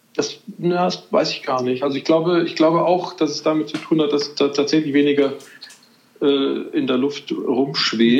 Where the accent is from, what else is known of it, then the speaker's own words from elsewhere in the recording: Madrid, Community of Madrid, Spain; moved away; ich bin ja in Madrid groß geworden